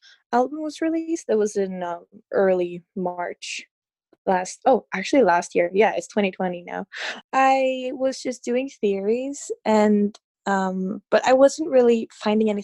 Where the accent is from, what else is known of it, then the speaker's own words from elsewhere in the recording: Norway; I'm from Norway